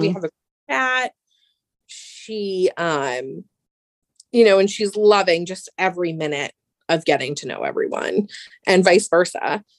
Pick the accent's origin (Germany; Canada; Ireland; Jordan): Germany; born there; I was born in Germany in 1982, where my dad was stationed, and her brothers were in Germany stationed there as well at the time.